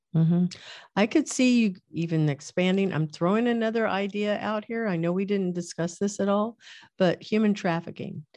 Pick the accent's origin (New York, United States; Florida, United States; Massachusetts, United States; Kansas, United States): Kansas, United States; I was born in Kansas